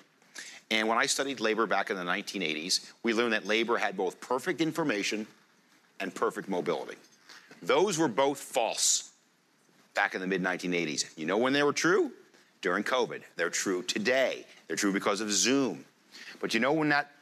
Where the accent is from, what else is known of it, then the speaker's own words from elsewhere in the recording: United States; I'm an American.